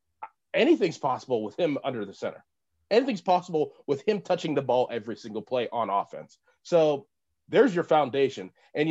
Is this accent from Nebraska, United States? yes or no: no; Pittsburgh, Pennsylvania, United States; You know, I'm from Pittsburgh, never been anywhere by myself.